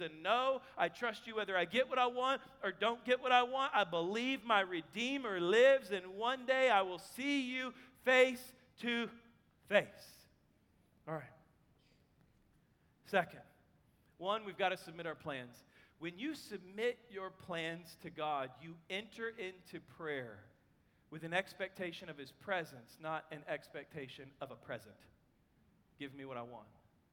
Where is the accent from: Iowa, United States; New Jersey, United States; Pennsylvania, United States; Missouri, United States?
Missouri, United States; Kansas City; now in Texas, United States; I'm from Kansas City